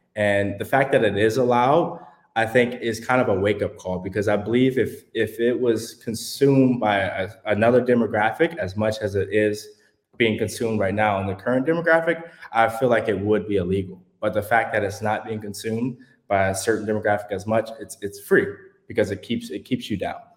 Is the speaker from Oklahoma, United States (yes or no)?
no; Houston, Texas, United States; I'm from Houston, Texas